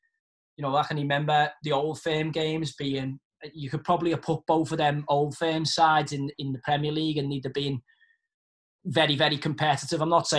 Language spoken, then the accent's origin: English; Liverpool, North West England, United Kingdom; And me being from Liverpool, which is virtually a republic within England, huge Irish community. I mean, half my family, obviously, Culshaws, Stantons.